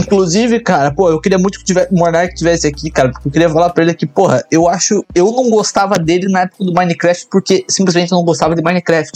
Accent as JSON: {"language": "Portuguese", "town": "Curitiba", "region": "Paraná", "country": "Brazil", "moved": "as an adult", "lives_now": "Canada", "said": "Nós somos curitibanos"}